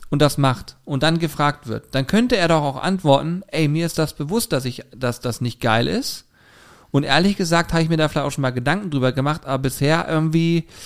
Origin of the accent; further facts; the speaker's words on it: Hamburg, Germany; ich komme aus Hamburg, ja logisch fliege ich Privatjet.